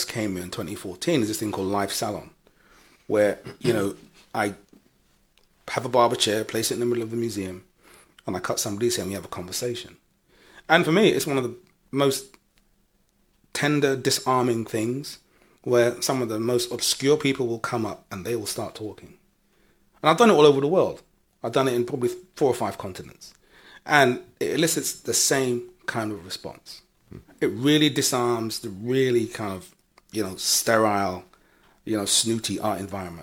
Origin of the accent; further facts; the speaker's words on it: London, United Kingdom; growing up as a young person in London, you know, my parents came from Jamaica. Mm. So I was born in London.